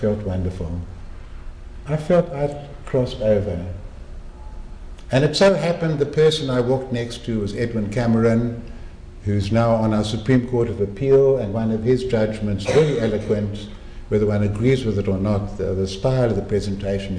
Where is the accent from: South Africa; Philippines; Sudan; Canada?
South Africa; Cape Town, Western Cape; moved away as an adult; it's Cape Town, my hometown.